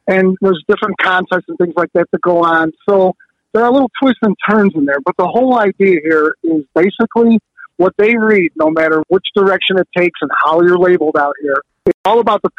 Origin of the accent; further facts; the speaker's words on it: Chicago, Illinois, United States; Well, I grew up in the Bridgeport community, which is 4 or 5 miles from Soldier's Field. My father owned a tavern on the south side